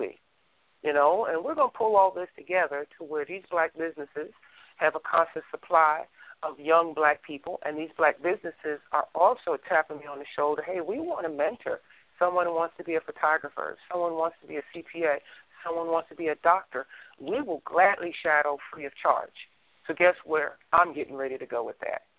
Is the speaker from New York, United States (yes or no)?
no; New Jersey, United States; now in Texas, United States; I'm originally from New Jersey and I live in Texas, so I got that East Coast mentality